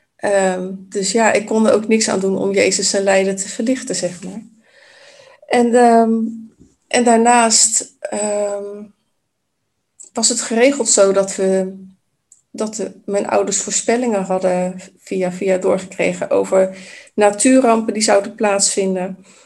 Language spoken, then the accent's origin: Dutch; Vlaardingen, South Holland, Netherlands; also born or lived in Maassluis; mijn wiegje heeft gestaan in, ja, in Maasluis oorspronkelijk. Ehm, en ik ben grotendeels opgegroeid in Vlaardingen.